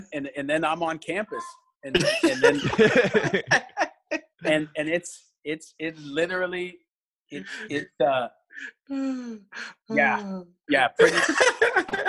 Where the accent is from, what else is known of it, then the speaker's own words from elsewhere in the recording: Canada; moved away; I'm Canadian as well